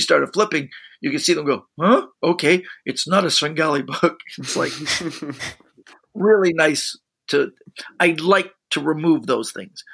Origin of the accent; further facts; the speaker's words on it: Canada; being Canadian